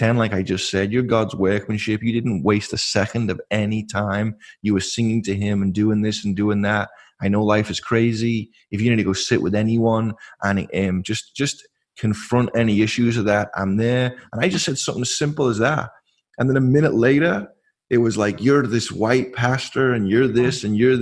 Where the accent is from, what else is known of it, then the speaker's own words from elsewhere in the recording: England, United Kingdom; now in California, United States; I'm English